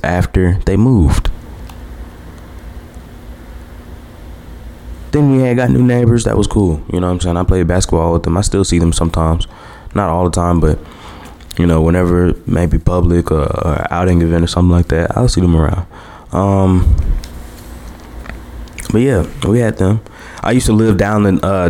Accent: Hammond, Louisiana, United States; I came from Hammond

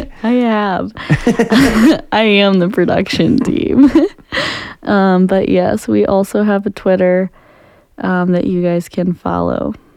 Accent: Jefferson County, Missouri, United States; we grew up in Jefferson County, so we had great aim

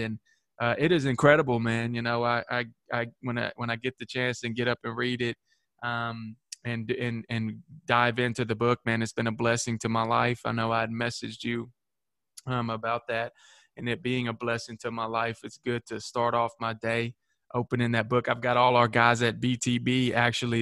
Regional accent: Manchester, Tennessee, United States; my hometown here in manchester

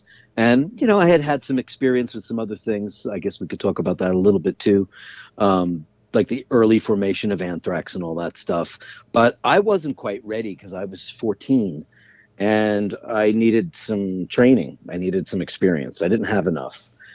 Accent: New York City, New York, United States; I am from Jamaica, Queens.

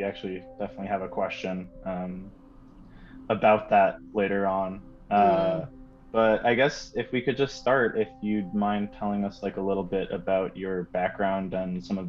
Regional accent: Bay Area, California, United States; moved away as an adult; now in New York City, United States; I'm an animator, illustrator, and game designer living in New York City. I'm originally from the Bay Area in California, but I've been living on the East Coast for about the past 6 years.

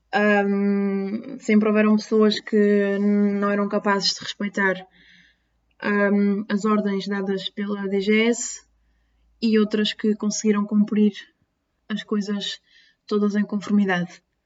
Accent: Terceira Island, Azores, Portugal; now in Lisbon, Portugal; eu não sou natural de Lisboa, sou dos Açores, nomeadamente a Ilha Terceira

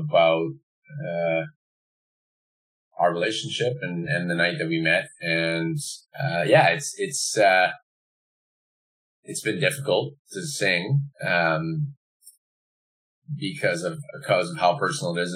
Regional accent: Manitoba, Canada; also born or lived in Montreal; now in Vancouver, Canada; I'm originally from Manitoba.

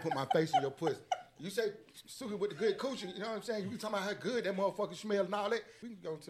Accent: Atlanta, Georgia, United States; I'm from Atlanta, Georgia. Camilton Road, to be exact.

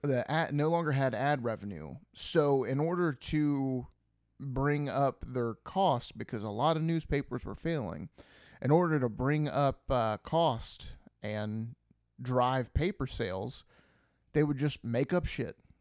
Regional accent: Ohio, United States; We're from Ohio.

